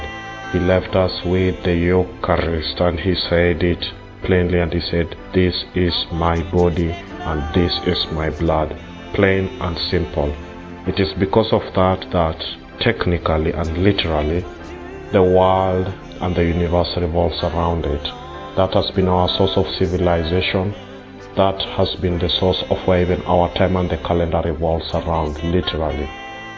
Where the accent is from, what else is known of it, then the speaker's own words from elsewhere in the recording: Kenya; I'm from Kenya and I'm 30 years of age.